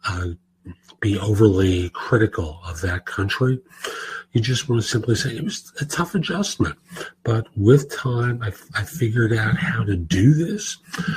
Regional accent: New York City, New York, United States; growing up in New York, particularly in the Bronx

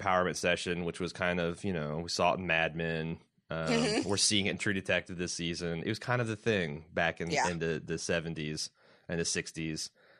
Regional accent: Midwest, United States; as a heterosexual white male growing up in the Midwest

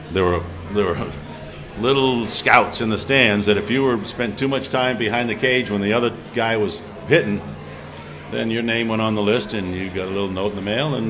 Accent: New Hampshire, United States; You know, growing up in New Hampshire, a Triple Crown winner and all

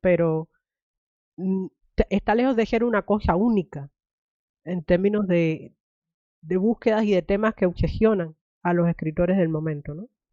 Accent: Cuba; moved away; me crié en Cuba

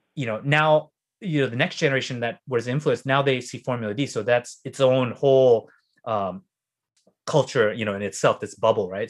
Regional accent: United States; I grew up in New York Beach, right? Super white.

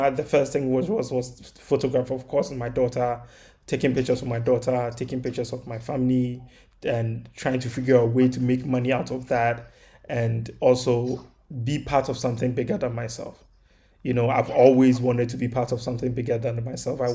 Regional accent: Kumasi, Ashanti, Ghana; moved away as an adult; now in New York, United States; I grew up in Kumasi. It's the second largest city in Ghana

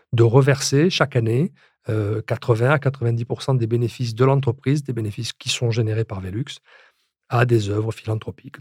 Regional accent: France; chez nous en France

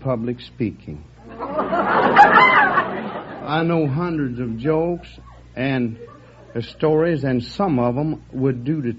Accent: Texas, United States

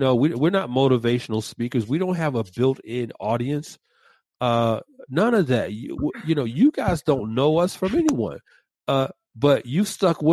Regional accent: Atlanta, Georgia, United States; My hometown, ATL

